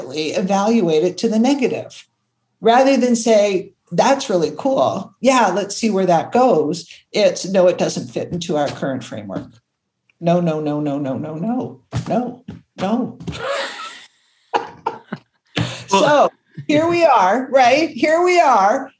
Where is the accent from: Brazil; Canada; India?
Canada; Toronto, Ontario; also born or lived in Buffalo, New York; I grew up in Toronto and ended up going to university in Buffalo, New York